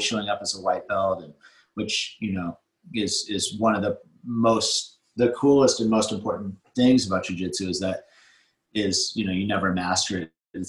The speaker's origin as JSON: {"language": "English", "town": "Santa Cruz", "region": "California", "country": "United States", "tie": "born or raised there", "also_born_or_lived": "New Zealand", "said": "I grew up surfing in Santa Cruz."}